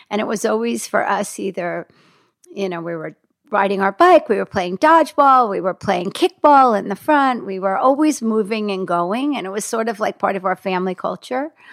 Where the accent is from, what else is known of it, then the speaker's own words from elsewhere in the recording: Hackensack, New Jersey, United States; moved away as an adult; also born or lived in New York; I grew up in Hackensack, New Jersey.